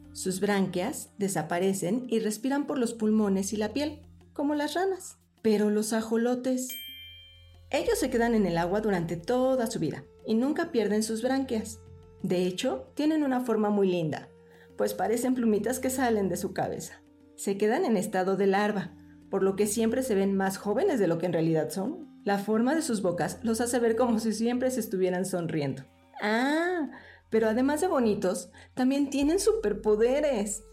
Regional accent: Mexico; mi país

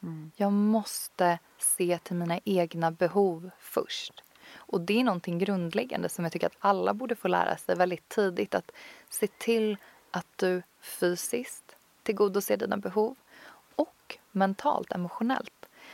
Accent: Tyresö, Stockholm County, Sweden; also born or lived in Copenhagen, Denmark; en fantastisk yogastudio som ligger ute i Tyresö, där jag kommer ifrån

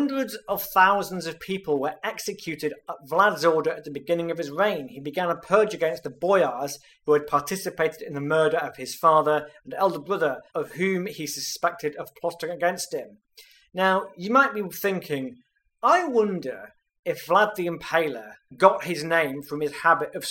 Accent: United Kingdom; I'm British

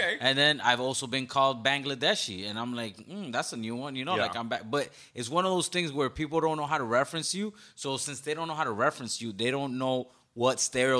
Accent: Westchester, Florida, United States; Yeah, I went to Tropical Elementary. Yeah. I'm from Westchester, too. I'm just a hidden Westchester.

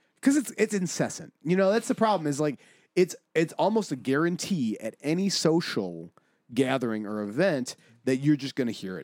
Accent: Buffalo, New York, United States; I grew up in the first ward. I grew up in the ward, the Valley, and South Buffalo

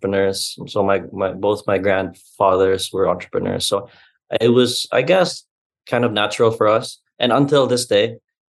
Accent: Cebu City, Central Visayas, Philippines; But I am proudly Cebuano, born and bred. In fact, I used to say I'm Cebuano first, Filipino second.

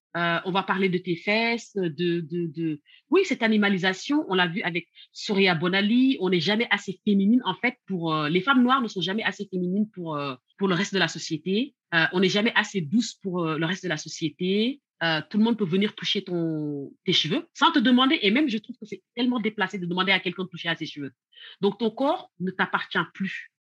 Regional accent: Senegal; also born or lived in the West; now in France; quand j'ai grandi, en fait, cette histoire d'homosexualité ne posait pas autant de problèmes au Sénégal

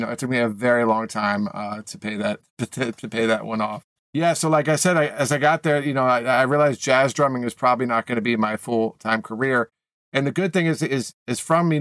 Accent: Maine, and then Boston, New England, United States; moved away as an adult; now in Los Angeles, United States; I grew up in New England, Maine, and then Boston

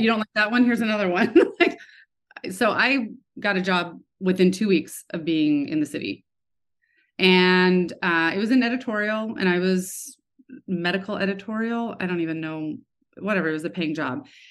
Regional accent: Lawrence, Kansas, United States; I grew up in Kansas, uh, in Lawrence, University of Kansas

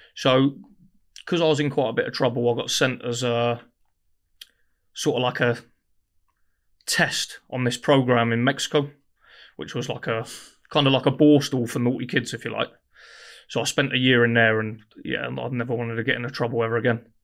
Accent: Guildford, South East England, United Kingdom; I grew up in Guildford

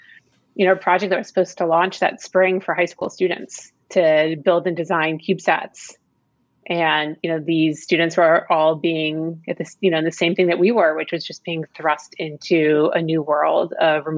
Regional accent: Florida, United States; I grew up in Florida.

